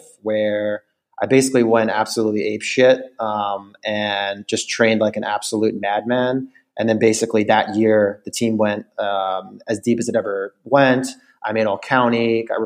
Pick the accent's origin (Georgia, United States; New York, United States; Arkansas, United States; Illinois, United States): New York, United States; Long Island; I grew up in Long Island, great family